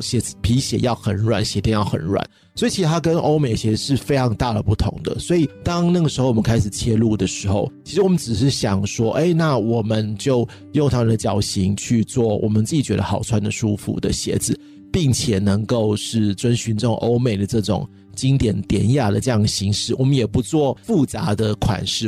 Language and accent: Chinese; Taiwan; 我们台湾人